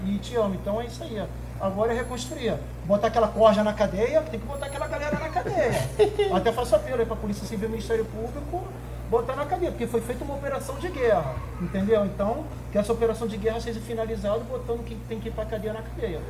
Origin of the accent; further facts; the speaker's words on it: Rio de Janeiro, Brazil; Sou do Rio de Janeiro, morador de Copacabana.